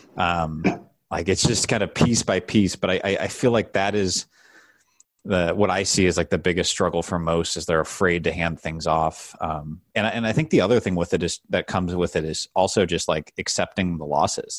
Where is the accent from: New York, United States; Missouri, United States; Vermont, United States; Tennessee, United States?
Missouri, United States; St. Louis; I grew up in Saint Louis, uh, Missouri